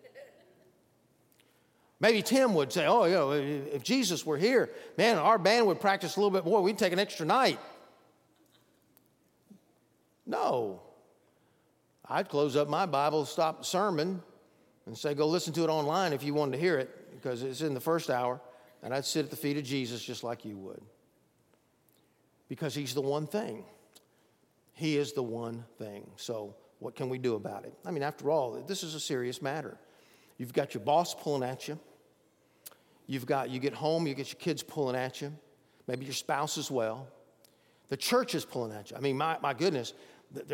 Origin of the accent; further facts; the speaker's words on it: Bogart, Georgia, United States; I remember growing up near Athens, Georgia, in a little town called Bogart. I went to Bogart Elementary in my early days.